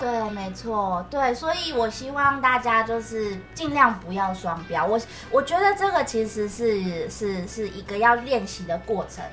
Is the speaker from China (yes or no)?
no; Taiwan; 我们台湾人